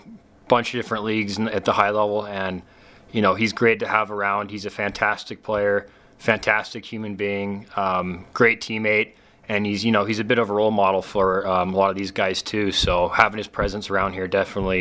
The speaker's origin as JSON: {"language": "English", "town": "West Valley City", "region": "Utah", "country": "United States", "tie": "born or raised there", "said": "my hometown team"}